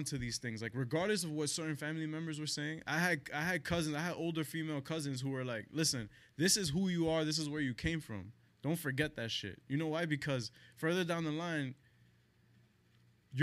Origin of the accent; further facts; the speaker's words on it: New York City, New York, United States; also born or lived in Queens, New York; I grew up in the Heights